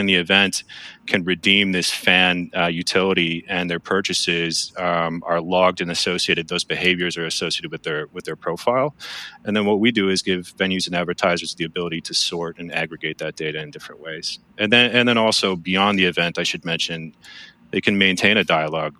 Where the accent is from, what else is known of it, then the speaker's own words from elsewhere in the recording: Milwaukee, Wisconsin, United States; I'm from Milwaukee.